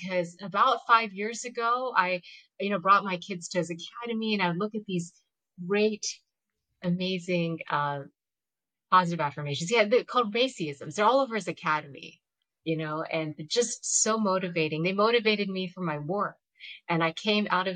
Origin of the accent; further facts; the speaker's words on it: Georgia, United States; I grew up in Georgia